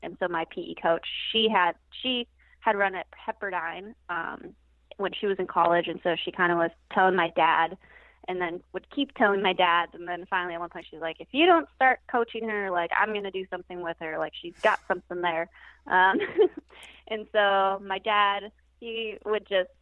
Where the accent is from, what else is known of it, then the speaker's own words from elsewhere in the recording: Downey, California, United States; moved away as an adult; now in Santa Barbara, United States; So I grew up in LA in the city of Downey, just south and inland